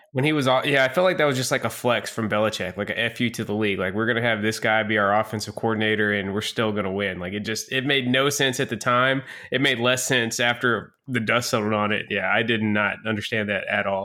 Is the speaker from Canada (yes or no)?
no; Bowling Green, Kentucky, United States; I'm from Bowling Green, Kentucky